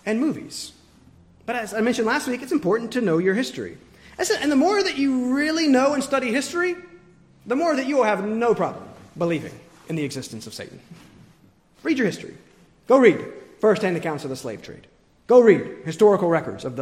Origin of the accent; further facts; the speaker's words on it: the South, United States; moved away; growing up in the South